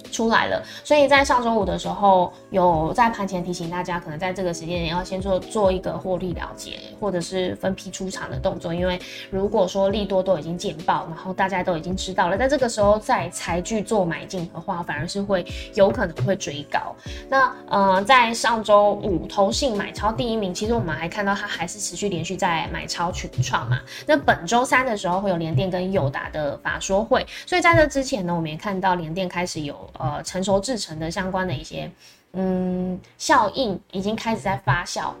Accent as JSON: {"language": "Chinese", "country": "Taiwan", "said": "这是接下来我们台湾人可能必须要去关注的事情"}